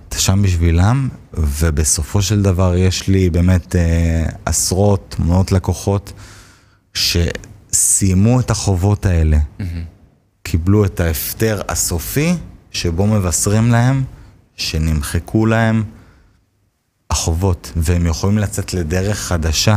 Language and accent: Hebrew; Hod HaSharon, Central District, Israel; גדלתי בהוד השרון